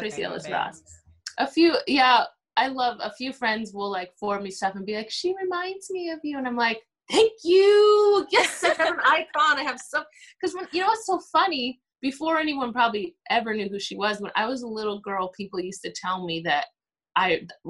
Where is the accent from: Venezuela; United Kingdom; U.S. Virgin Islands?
U.S. Virgin Islands; St. Croix; So as far as I'm from St. Croix, U.S. Virgin Islands, and I would say anytime I'm here and I can get a good stewed oxtail or stewed goat, curried goat, I go for it. That reminds me of home.